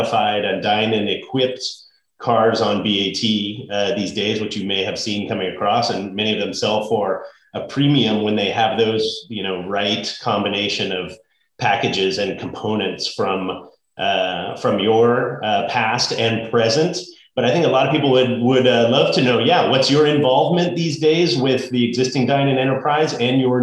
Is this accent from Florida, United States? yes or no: no; Bay Area, California, United States; I grew up in the Bay Area